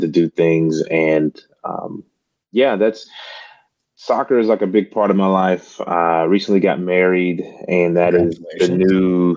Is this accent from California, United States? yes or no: no; Mississippi, United States; moved away as an adult; now in Memphis, United States; I am originally from Mississippi and now I live in Memphis, Tennessee